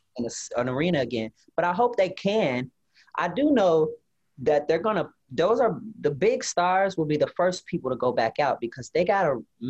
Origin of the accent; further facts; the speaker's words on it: Rockford, Illinois, United States; My hometown.